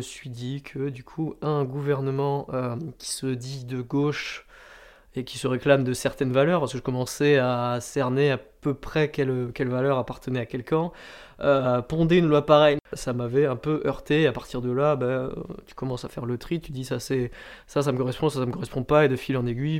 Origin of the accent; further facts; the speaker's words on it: Landes, Nouvelle-Aquitaine, France; also born or lived in Suresnes; je suis né à Suresnes, donc c'est vers Nanterre, mais j'y suis resté euh, un an et demi environ pour déménager euh, dans les Landes quand j'étais petit